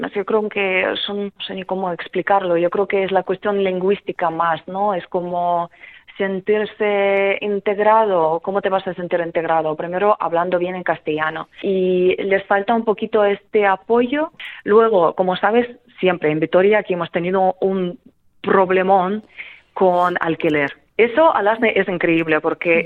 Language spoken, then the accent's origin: Spanish; Kremenchuk, Poltava Oblast, Ukraine; Spanish is a second language; now in Spain; yo soy de la parte central de Ucrania, soy de Kremenchuk